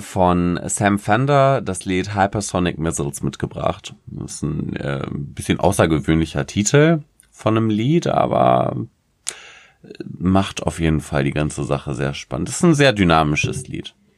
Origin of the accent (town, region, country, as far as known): Germany